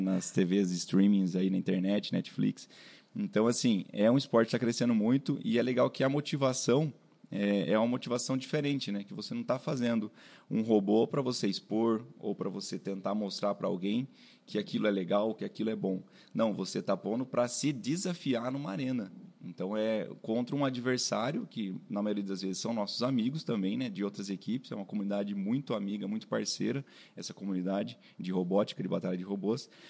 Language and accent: Portuguese; Sorocaba, São Paulo, Brazil; also born or lived in Itajubá, Minas Gerais; eu sou daqui de Sorocaba mesmo